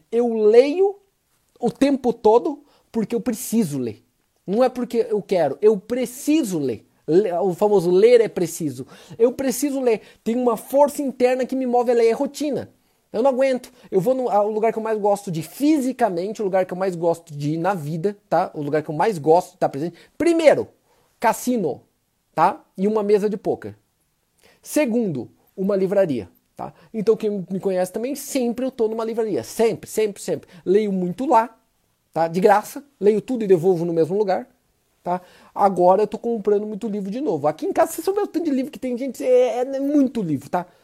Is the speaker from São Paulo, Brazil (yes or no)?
no; Maringá, Paraná, Brazil; Cortella, por sinal, é nascido em Londrina. Eu sou de Maringá.